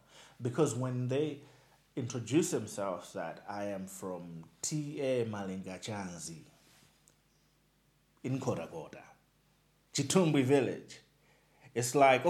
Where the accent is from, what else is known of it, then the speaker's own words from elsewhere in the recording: Nkhotakota, Central Region, Malawi; now in Blantyre, Malawi; I stay in Blantyre. But I'm like, originally, I am from Nkota Kota. I am from Nchisi.